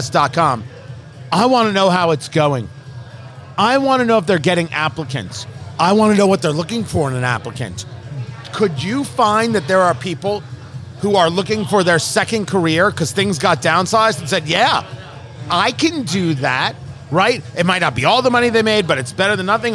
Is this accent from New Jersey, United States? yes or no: yes; New Jersey, United States; moved away; Growing up in Jersey